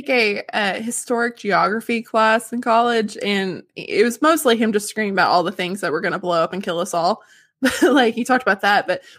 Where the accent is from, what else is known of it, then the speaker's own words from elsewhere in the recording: the South, United States; We're from the South.